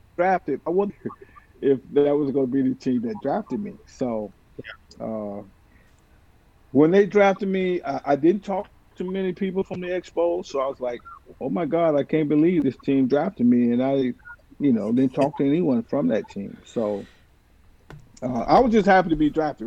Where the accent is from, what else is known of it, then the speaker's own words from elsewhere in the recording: Sanford, Florida, United States; I grew up in Sanford